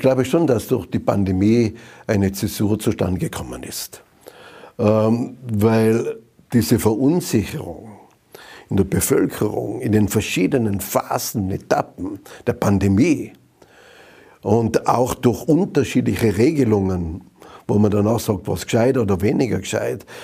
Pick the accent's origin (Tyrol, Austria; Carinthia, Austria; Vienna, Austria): Tyrol, Austria; Zams; in Zams in meiner Heimatgemeinde